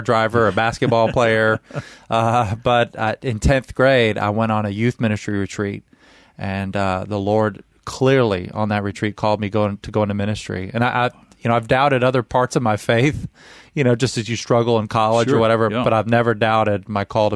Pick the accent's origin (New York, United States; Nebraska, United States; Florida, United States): Florida, United States; Central; moved away as an adult; now in Memphis, United States; My whole life, other than going to seminary, I lived in Florida, most of it in Central Florida